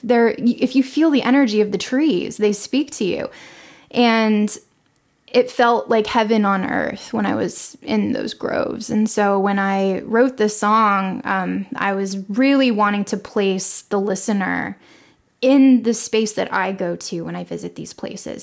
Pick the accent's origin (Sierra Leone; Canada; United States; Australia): United States; Los Angeles, California; moved away as an adult; now in Longview, Texas, United States; I was born and raised in Los Angeles